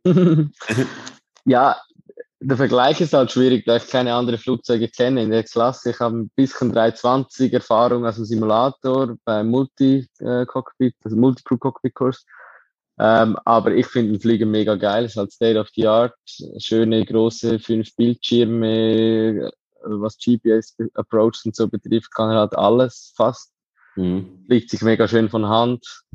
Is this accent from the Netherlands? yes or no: no; Lucerne, Switzerland; ich bin aufgewachsen in Luzern, im Dorf neben Luzern